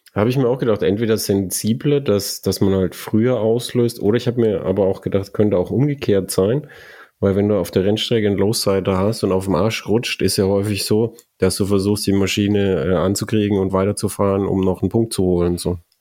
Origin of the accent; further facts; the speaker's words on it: Germany; bei uns in Deutschland